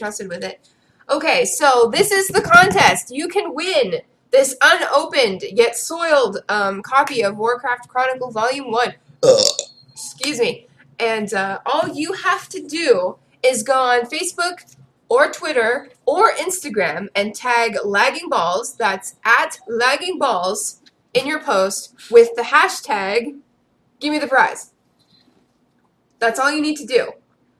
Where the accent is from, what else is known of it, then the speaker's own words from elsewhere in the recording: Canada; I'm Canadian.